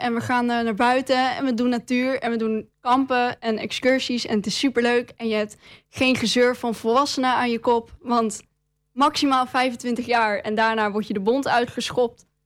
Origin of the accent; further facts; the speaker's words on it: Enschede, Overijssel, Netherlands; Ik kom uit Enslee